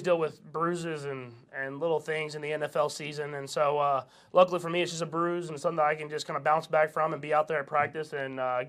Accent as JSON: {"language": "English", "region": "Texas", "country": "United States", "lives_now": "Kansas City, United States", "said": "Yeah, I'm like dual. I'm a Texan and a Kansas Cityan for sure. I mean, I'm building a house here. I'm gonna be here for a long time."}